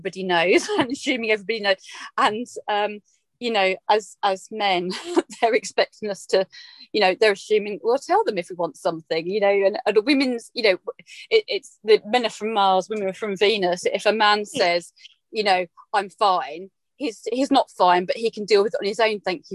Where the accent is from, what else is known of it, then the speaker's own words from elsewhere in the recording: Essex, East of England, United Kingdom; moved away; I'm an Essex girl. I'm back from the Essex roots.